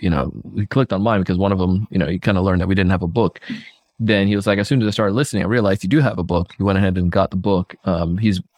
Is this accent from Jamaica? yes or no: yes; Jamaica; now in South Florida, United States; I grew up in Jamaica as a kid